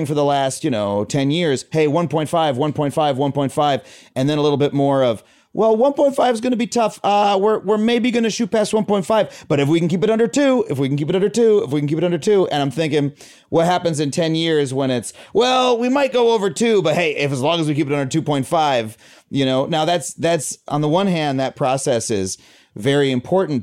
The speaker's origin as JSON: {"language": "English", "country": "United States", "said": "as an American"}